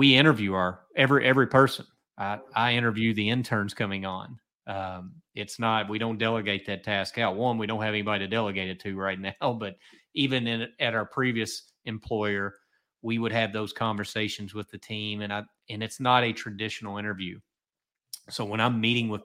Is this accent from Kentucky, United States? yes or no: yes; Kentucky, United States; I'm from Kentucky